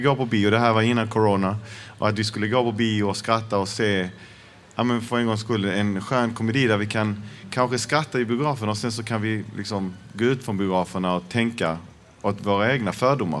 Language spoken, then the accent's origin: Swedish; Malmö, Skåne, Sweden; Jag är född och uppvuxen i Malmö. Mina föräldrar kom från Chile.